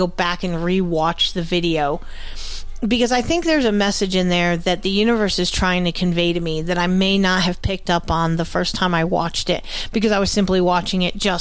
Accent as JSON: {"language": "English", "region": "New England", "country": "United States", "accent": "New England", "said": "my New England accent"}